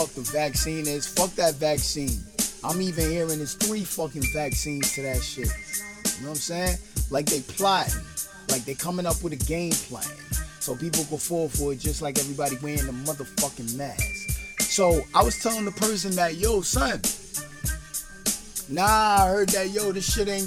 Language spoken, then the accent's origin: English; New York City, New York, United States; I'm from Brooklyn, and I'm doing this show in Brooklyn right now